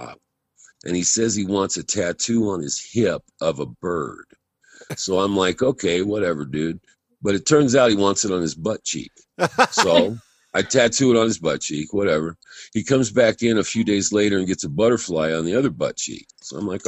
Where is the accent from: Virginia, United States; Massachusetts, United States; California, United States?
California, United States; moved away as an adult; also born or lived in Hawaii; I'm from California, but I was out in Hawaii for about 10 years.